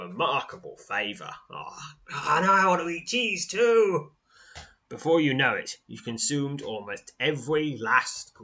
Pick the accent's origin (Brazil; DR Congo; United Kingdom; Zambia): United Kingdom; I'm British